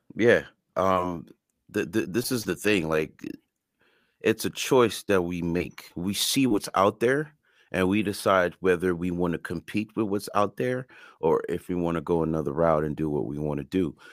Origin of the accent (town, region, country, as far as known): Canada; first language French and Creole; English is a second language